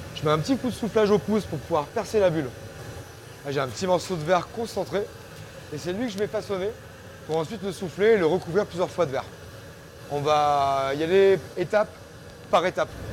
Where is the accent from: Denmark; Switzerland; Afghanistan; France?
France; Auvergne-Rhône-Alpes; moved away as an adult; also born or lived in Lyon; now in Paris, France; Moi, je viens de l'Auvergne. J'ai donc euh, fait ma scolarité euh, là-bas